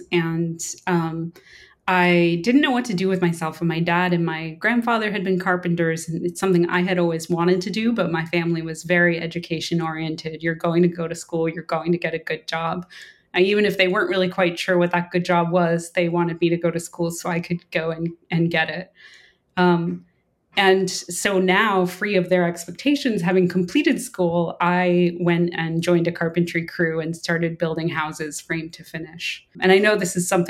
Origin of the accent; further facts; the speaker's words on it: a little island off the coast of Maine, United States; moved away as an adult; I came from a little island off the coast of Maine. We didn't get cable TV even until I think I was a teenager